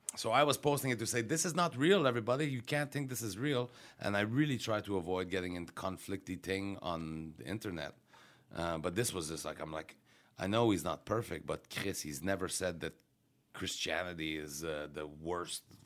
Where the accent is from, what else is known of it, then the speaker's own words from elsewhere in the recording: Quebec, Canada; I'm from Quebec